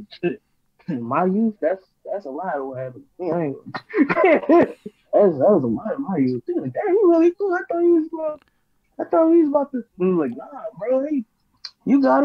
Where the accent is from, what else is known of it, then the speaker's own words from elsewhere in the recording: Baltimore, Maryland, United States; I'm from Baltimore.